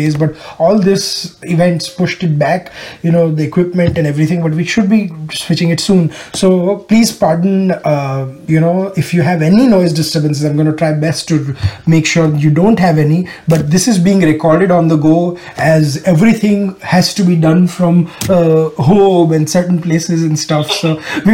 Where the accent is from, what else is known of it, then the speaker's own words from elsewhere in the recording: Ahmedabad, Gujarat, India; moved away as an adult; now in Houston, United States; In my hometown of Ahmedabad